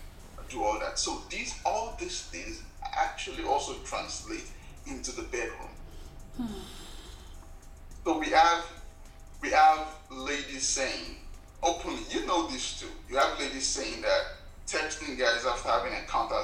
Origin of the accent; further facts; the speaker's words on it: Nigeria; as a young man growing up in Nigeria